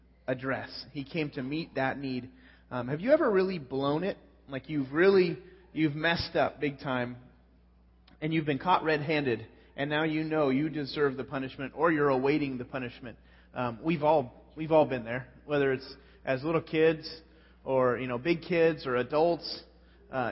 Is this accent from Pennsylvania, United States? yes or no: no; California, United States; I'm from California